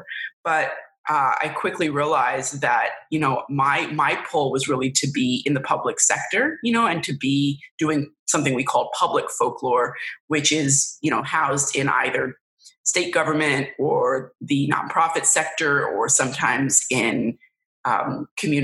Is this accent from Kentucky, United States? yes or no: no; New York City, New York, United States; I grew up in New York City and the surrounding counties